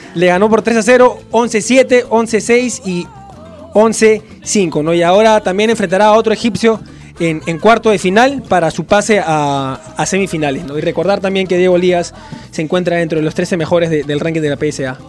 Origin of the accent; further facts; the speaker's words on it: Peru; yo soy muy peruano